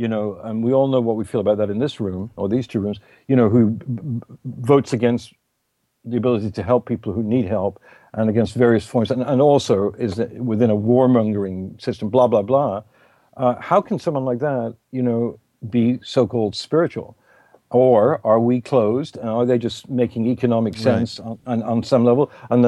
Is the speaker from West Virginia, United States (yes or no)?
no; New York, United States; I'm not. I'm a New Yorker, which I'm proud of.